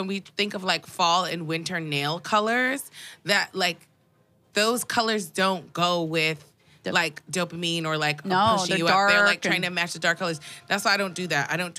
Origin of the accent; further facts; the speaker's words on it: New York City, New York, United States; I mean, I'm from Queens. It's not like I like didn't grow up around. I grew up around Muslim people.